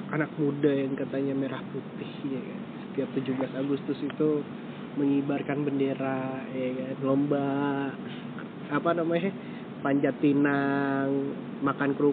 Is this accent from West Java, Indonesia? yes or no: yes; West Java, Indonesia; gue bukan orang Jawa gue orang Sunda